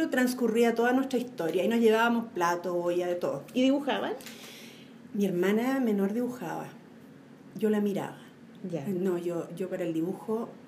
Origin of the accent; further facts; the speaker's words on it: Santiago, Santiago Metropolitan Region, Chile; Nací en la Florida.